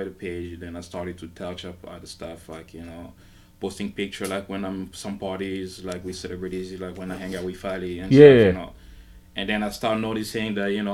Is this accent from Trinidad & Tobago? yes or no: no; Kinshasa, DR Congo; also born or lived in Cameroon; now in United States; I was born and raised in Congo. Moving to the U.S. Back in my early 2000